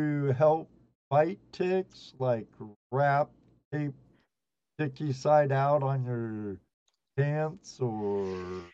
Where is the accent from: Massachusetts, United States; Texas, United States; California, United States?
California, United States; growing up in California surfing.